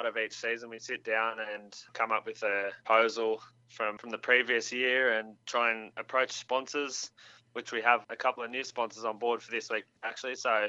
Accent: Bathurst, New South Wales, Australia; running at Mount Panorama, which is also our hometown. We're originally from Bathurst as well.

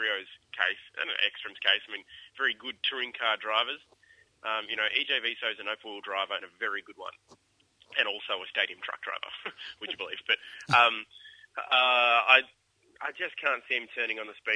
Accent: Perth, Western Australia, Australia; moved away; I'm originally from Perth

